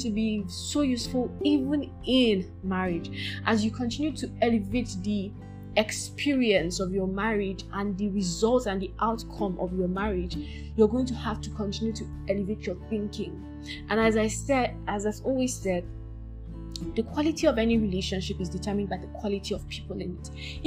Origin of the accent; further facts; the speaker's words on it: Nigeria; I'm Nigerian